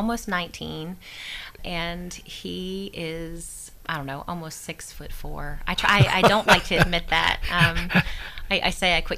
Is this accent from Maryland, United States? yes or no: yes; Maryland, United States; moved away; I was originally from Maryland